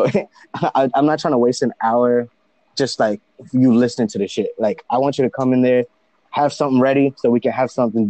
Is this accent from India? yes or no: yes; India; now in United States; Yep. So I'm from India. Okay. Both my mom and dad are from India. And I kept traveling back and forth. I would say I spent half of my life here, half my life here.